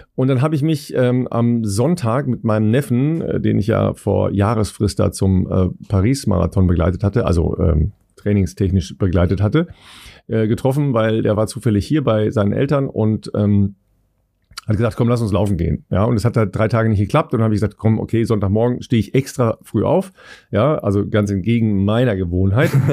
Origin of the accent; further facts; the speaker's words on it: Cologne, North Rhine-Westphalia, Germany; als Kölner